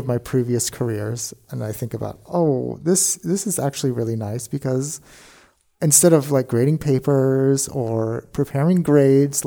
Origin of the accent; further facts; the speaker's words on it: Coos Bay, Oregon, United States; I grew up in Coos Bay, Oregon